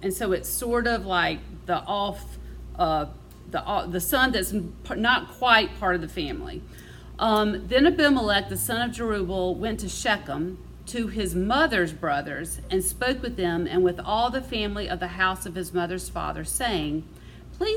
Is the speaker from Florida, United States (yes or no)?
no; Mississippi, United States; I'm from Mississippi